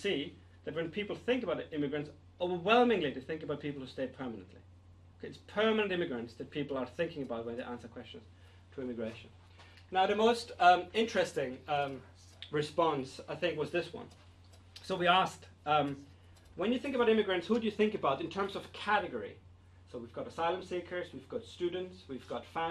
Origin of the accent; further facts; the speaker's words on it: Austria; now in United Kingdom; I'm from Austria